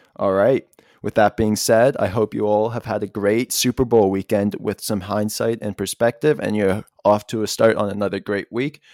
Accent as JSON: {"language": "English", "town": "Toronto", "region": "Ontario", "country": "Canada", "tie": "born or raised there"}